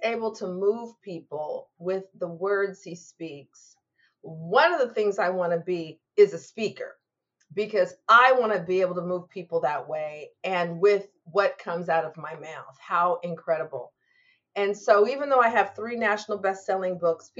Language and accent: English; Lacey, Washington, United States; I grew up in Lacey, Washington, near Olympia, the capital